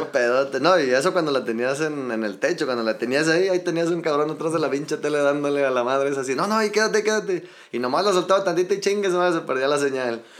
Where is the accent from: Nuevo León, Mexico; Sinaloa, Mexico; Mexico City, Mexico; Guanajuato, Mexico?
Mexico City, Mexico; now in Los Altos de Jalisco, Mexico; Yo soy de la Ciudad de México, viejo. Nada más que ya tengo tiempo residiendo por acá